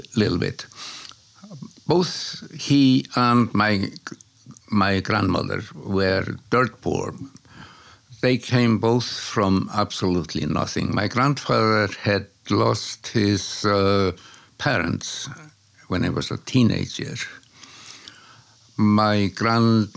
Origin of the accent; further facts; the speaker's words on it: Iceland; moved away as an adult; also born or lived in Finland / Malawi / Kuwait / Swaziland; When I was growing up in Iceland in the 1940s and 50s